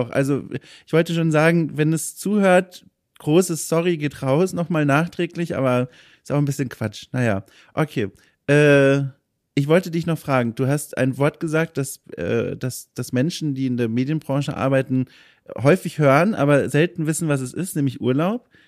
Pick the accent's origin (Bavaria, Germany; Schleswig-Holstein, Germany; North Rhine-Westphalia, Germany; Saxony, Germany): Bavaria, Germany; Franconia; Süddeutschland, Franken